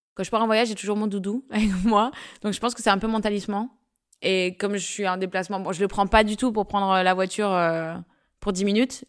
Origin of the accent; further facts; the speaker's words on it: Paris, Île-de-France, France; Moi, je suis née à Paris